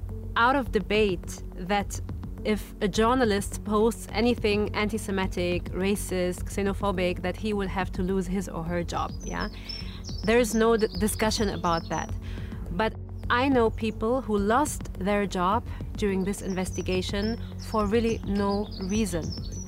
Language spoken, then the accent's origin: English; Germany; I'm half German, half Palestinian. I was born and raised in Germany.